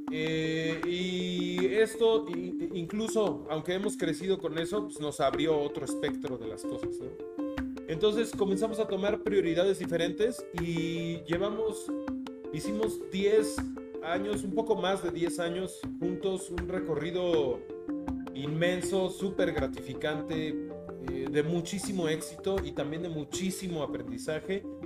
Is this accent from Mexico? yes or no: yes; Mexico City, Mexico; yo nací en la ciudad, soy totalmente de la Ciudad de México